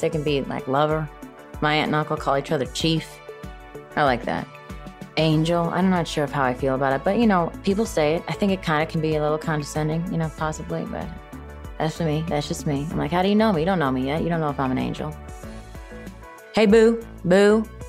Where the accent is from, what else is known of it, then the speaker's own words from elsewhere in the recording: Chicago, Illinois, United States; moved away; I'm from originally from Chicago.